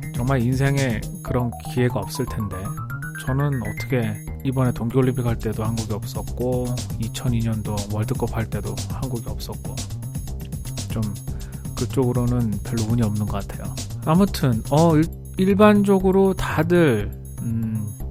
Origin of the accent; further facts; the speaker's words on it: South Korea; moved away as an adult; now in United States; 한국 사람이니까